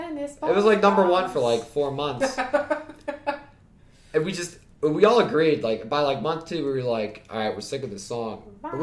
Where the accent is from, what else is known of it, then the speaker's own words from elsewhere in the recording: Pittsburgh, Pennsylvania, United States; Yeah, I'm from Pittsburgh